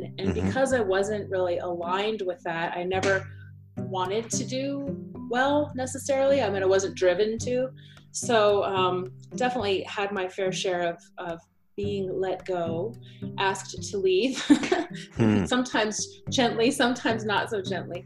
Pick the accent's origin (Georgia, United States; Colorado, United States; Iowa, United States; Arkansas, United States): Colorado, United States; Aurora; also born or lived in Cape Town, South Africa / Botswana; I was born in Cape Town, South Africa. And moved to the States when I was four. So I grew up in Aurora in Denver